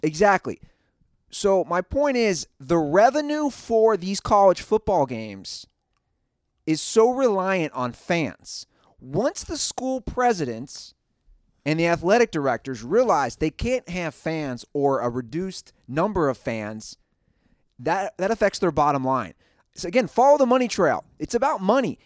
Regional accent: Ohio, United States; my home state

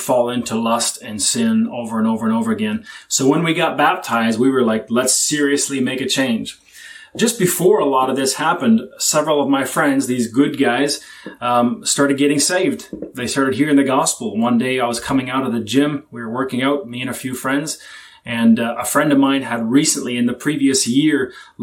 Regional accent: Canada; I was born and raised in Canada

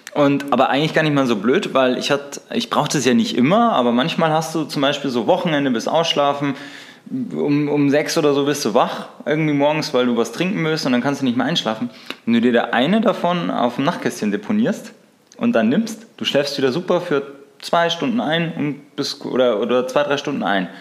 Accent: Bavaria, Germany; Bei uns in Bayern

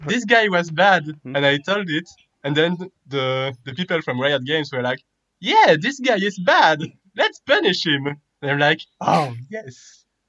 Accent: Belgium; I'm from Belgium

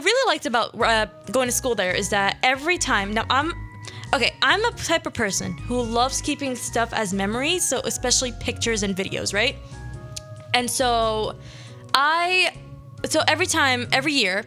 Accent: Philadelphia, Pennsylvania, United States; also born or lived in Sharjah, United Arab Emirates; I was born in Philly, 5 years. Went there for 6 years to kind of, you know, practice my religion, practice my language. And then I came here when I was like going to be sixth grade

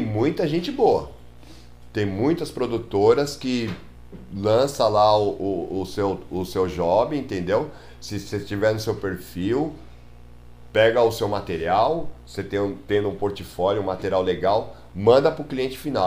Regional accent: São Paulo, Brazil; also born or lived in Praia Grande; nascido e criado em Tatuapé

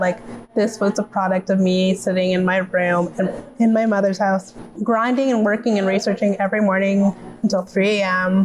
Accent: Toronto, Ontario, Canada; I'm 29 from Toronto, Ontario

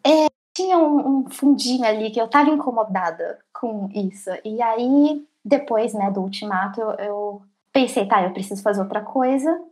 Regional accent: São Paulo, Brazil; moved away as an adult; now in Sweden; Eu sou de São Paulo

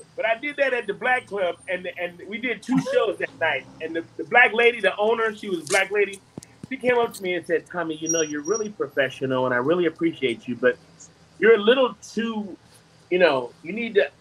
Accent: Detroit, Michigan, United States; now in Charlotte, United States; the way I grew up in Detroit

